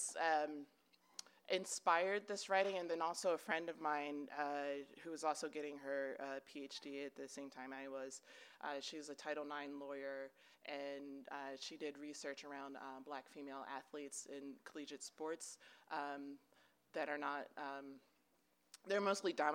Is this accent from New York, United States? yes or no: no; Baltimore, Maryland, United States; now in Denver, United States; I grew up in Maryland, specifically in and around Baltimore